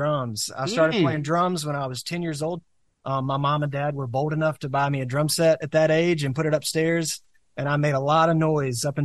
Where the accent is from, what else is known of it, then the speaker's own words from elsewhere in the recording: Clinton, Mississippi, United States; also born or lived in Hattiesburg, Mississippi; I grew up in Clinton, Mississippi